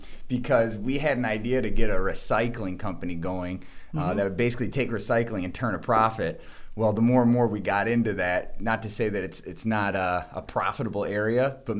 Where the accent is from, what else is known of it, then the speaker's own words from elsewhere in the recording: Livonia, Michigan, United States; And I'm actually from Livonia, Michigan as well.